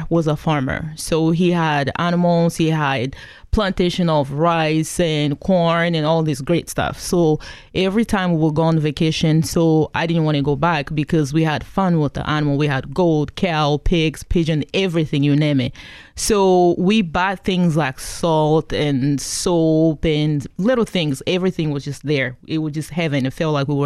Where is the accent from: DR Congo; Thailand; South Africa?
DR Congo; also born or lived in Kigali, Rwanda; now in Pacific Northwest, United States; I came here from the Congo, formerly known as Zaire, back in 1996